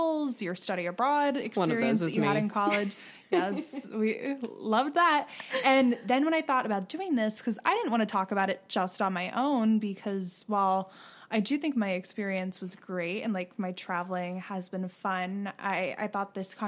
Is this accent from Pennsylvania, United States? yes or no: yes; Pennsylvania, United States; moved away as an adult; now in New York, United States; I'm obviously born and raised in Pennsylvania